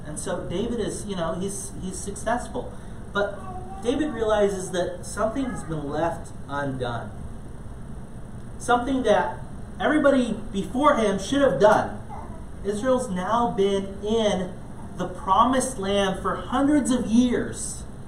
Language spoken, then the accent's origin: English; Ghana; moved away; growing up in Ghana, a lot of times um, I was part of um, different small league soccer teams